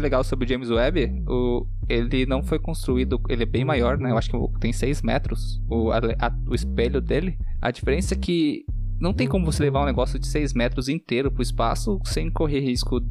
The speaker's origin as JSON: {"language": "Portuguese", "region": "São Paulo", "country": "Brazil", "also_born_or_lived": "Rio Grande do Sul", "said": "Sou paulista."}